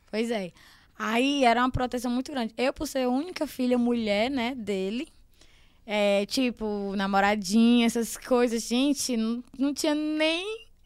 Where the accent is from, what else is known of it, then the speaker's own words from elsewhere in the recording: Caxias, Maranhão, Brazil; now in Teresina, Brazil; A minha infância foi toda em Caxias, né?